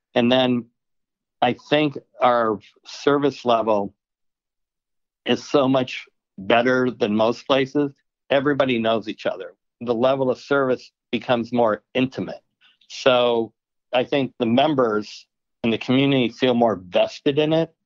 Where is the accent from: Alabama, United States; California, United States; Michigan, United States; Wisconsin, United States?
Wisconsin, United States; Milwaukee; moved away; also born or lived in Arizona; Growing up in Milwaukee